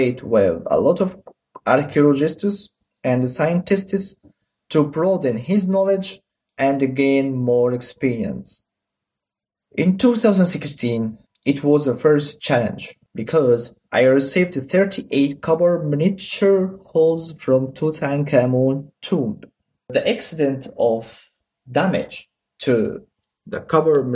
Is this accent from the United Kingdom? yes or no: no; Egypt; first language Arabic; English is a second language; my mother language is Arabic